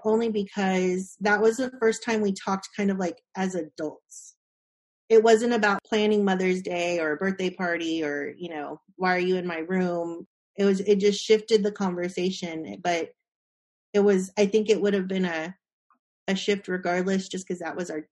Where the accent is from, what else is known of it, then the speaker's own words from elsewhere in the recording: Austin, Texas, United States; growing up in Austin, keep Austin weird